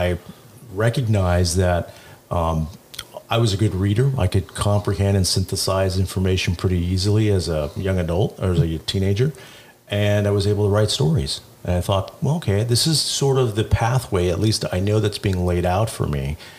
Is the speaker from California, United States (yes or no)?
yes; Santa Ana, California, United States; I grew up in Santa Ana